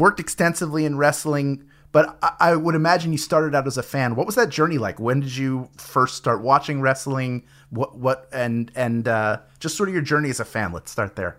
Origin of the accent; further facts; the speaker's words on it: Philadelphia, Pennsylvania, United States; my hometown, Philadelphia